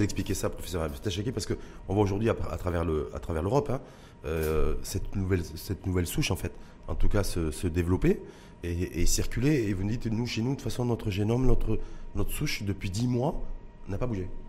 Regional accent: Morocco; chez nous, au Maroc

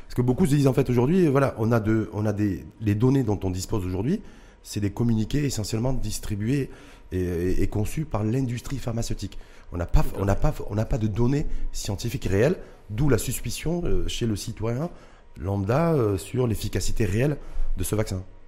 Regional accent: Morocco; chez nous au Maroc

